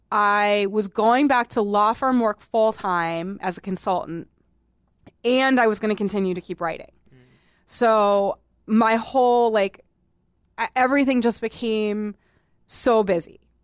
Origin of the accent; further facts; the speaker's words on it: Boston, Massachusetts, United States; moved away; I'm from Boston